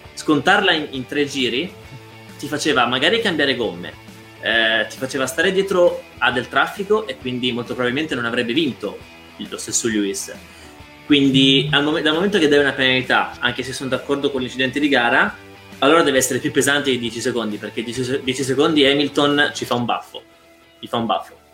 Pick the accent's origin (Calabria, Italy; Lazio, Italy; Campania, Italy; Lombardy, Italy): Calabria, Italy; Belvedere Marittimo; io sono calabrese